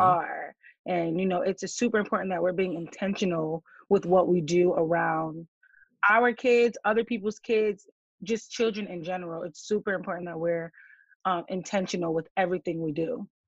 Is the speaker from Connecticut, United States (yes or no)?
yes; Connecticut, United States; moved away as an adult; also born or lived in Maryland; I am from Connecticut